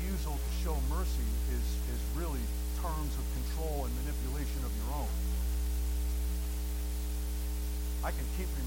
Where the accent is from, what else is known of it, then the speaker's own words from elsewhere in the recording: New Jersey, United States; moved away; also born or lived in Massachusetts; I grew up in New Jersey and graduated to Massachusetts.